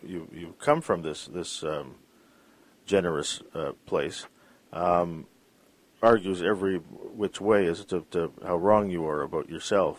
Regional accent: Vancouver, British Columbia, Canada; I was born in Vancouver

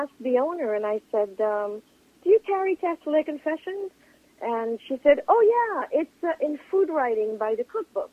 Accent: Geneva, Switzerland; now in New York City, United States; I was born in Geneva.

